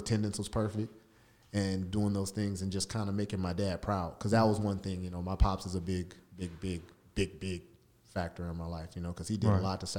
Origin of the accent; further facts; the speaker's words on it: Long Beach, California, United States; moved away; I come from Long Beach, California, right? Strong Beach, exactly, right? 5'6", 2".